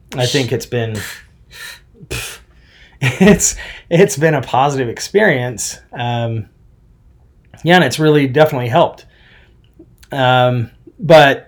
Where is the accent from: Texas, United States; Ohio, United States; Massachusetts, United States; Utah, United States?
Utah, United States; Smithfield; I grew up in Smithfield, pretty much Logan, Cache Valley area.